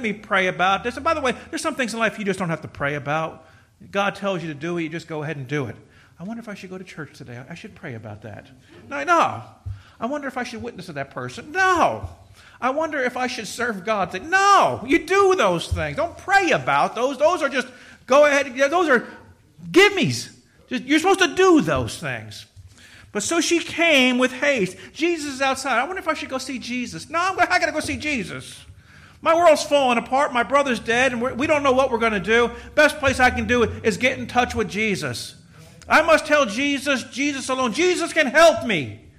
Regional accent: Kearney, United States; I'm from Kearney and graduated 82, worked for a plumbing company.

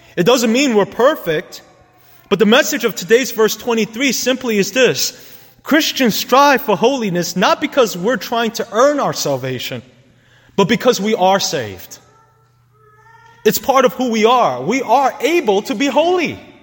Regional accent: New York City, New York, United States; Growing up in New York City, I knew for a fact that the most sin ridden neighborhoods were also the places where love died quickly

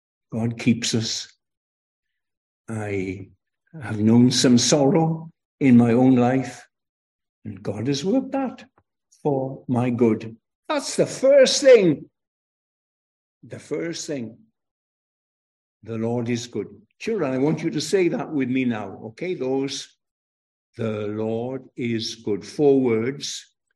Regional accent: Aberystwyth, Wales, United Kingdom; from my accent where I come from, of course, I come from Wales.

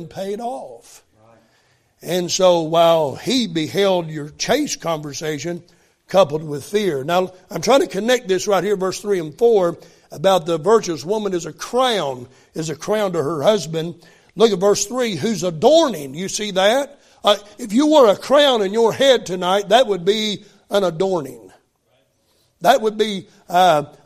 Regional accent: West Virginia, United States; I grew up in West Virginia.

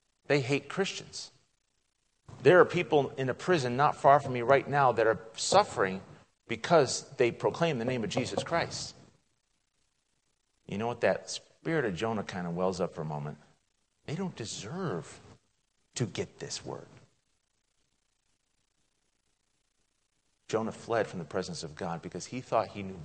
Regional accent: United States; moved away as an adult; now in Greece; I'm American

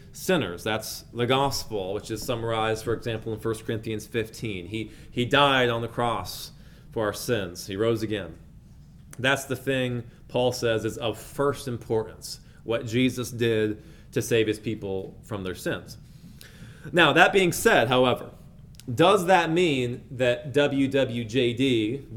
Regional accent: outside of Pittsburgh, Pennsylvania, United States; when I was a little boy, I was growing up outside of Pittsburgh, Pennsylvania in the early 2000s

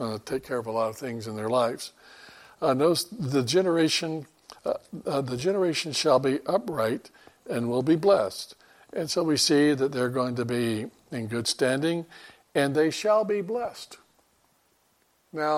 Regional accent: Florida, United States; moved away; we're living down in Florida, growing up in Florida

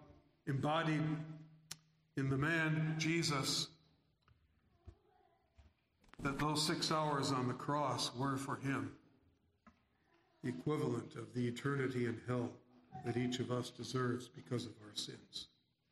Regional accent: New York City, New York, United States; now in St. Paul, United States; I was born in New York City

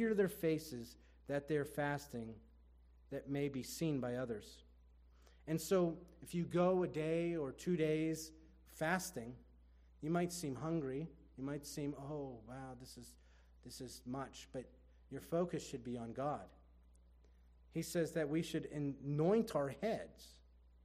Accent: Erie, Pennsylvania, United States; I'm from Erie

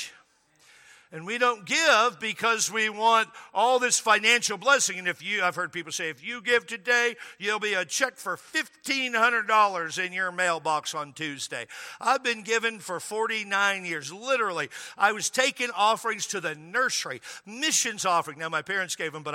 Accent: Washington, United States; I grew up in Washington State

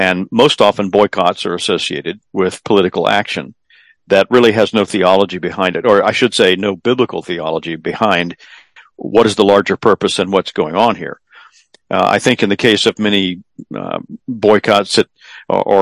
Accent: South Carolina, United States; here in my home state of South Carolina

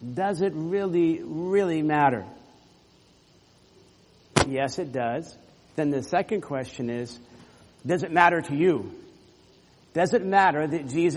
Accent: Orlando, Florida, United States; When I was growing up in Florida, there were times, living in Central Florida, Orlando

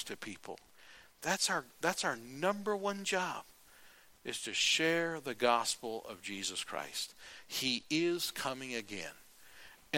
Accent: United States; I'm an American

